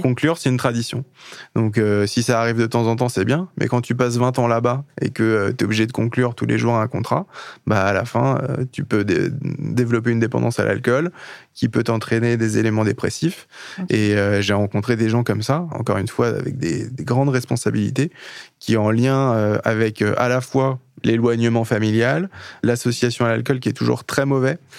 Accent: Le Mans, Pays de la Loire, France; je suis du Mans

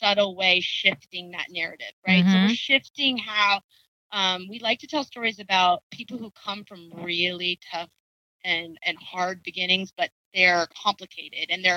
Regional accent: Oakland, California, United States; I grew up in Oakland

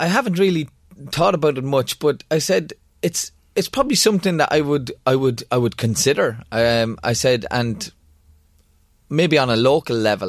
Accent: Kildare, Leinster, Ireland; Kildare and Thai, my hometown

